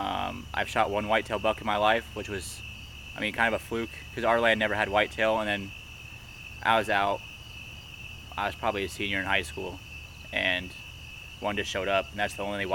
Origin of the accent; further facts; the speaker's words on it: Nebraska, United States; I was born and raised in Nebraska.